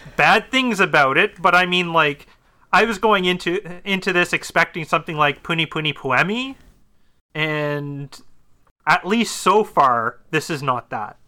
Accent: Ontario, Canada; I'm from Ontario. I'm not from Alberta

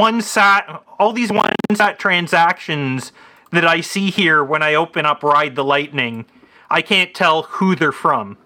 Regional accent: Canada; as a Canadian

